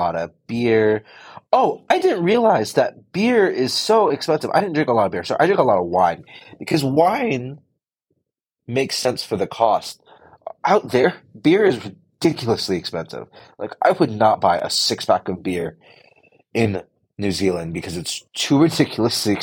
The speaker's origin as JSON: {"language": "English", "country": "United States", "said": "we are Americans"}